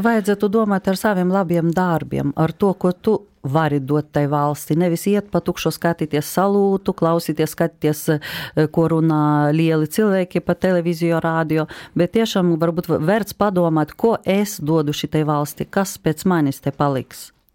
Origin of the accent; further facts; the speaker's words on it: Lithuania; Latvian is a second language; moved away as an adult; also born or lived in Latvia; now in Riga, Latvia; es esmu lietuvieti un ļoti mīlu savu valsti Lietuvu, bet es dzīvoju šeit